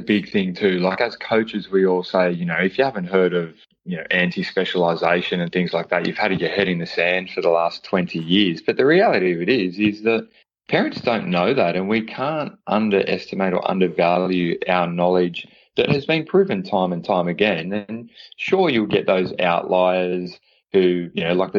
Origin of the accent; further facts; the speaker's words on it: Australia; being Australian